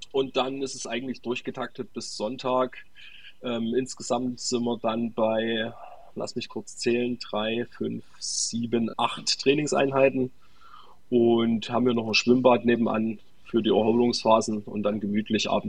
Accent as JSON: {"language": "German", "town": "Sosa", "region": "Saxony", "country": "Germany", "said": "Die letzten Jahre waren wir eigentlich immer in meiner Heimat in Sosa aber dadurch äh, durch die Witterungsbedingungen ähm, im Erzgebirge um die Zeit"}